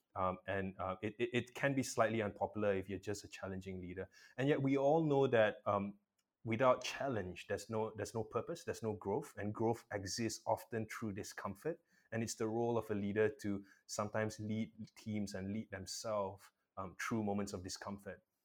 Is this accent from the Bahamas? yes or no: no; Malaysia; I'm a Malaysian